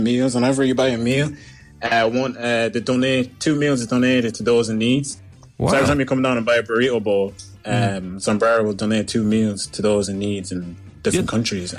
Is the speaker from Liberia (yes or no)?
yes; Monrovia, Montserrado, Liberia; moved away; also born or lived in Westmead; I grew up in Monrovia, Liberia